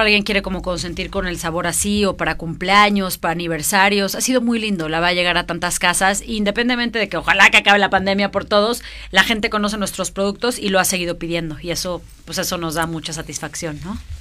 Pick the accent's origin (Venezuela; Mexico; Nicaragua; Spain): Mexico; soy una emprendedora mexicana